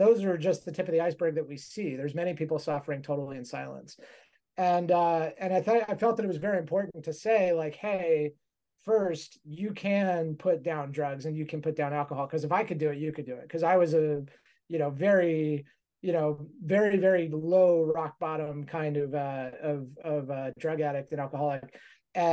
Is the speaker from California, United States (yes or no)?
yes; Mojave Desert, California, United States; I grew up on a cattle ranch in the Mojave Desert